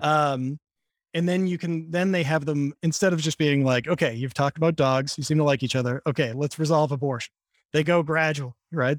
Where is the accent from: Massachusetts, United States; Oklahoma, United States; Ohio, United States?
Massachusetts, United States; Boston; now in New York, United States; I grew up in Boston.